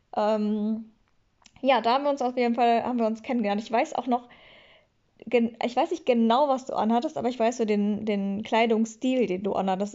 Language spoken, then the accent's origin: German; Schwelm, North Rhine-Westphalia, Germany; moved away; also born or lived in Bochum; ich komme aus Schwelm und Schwelm ist eine eigenständige Stadt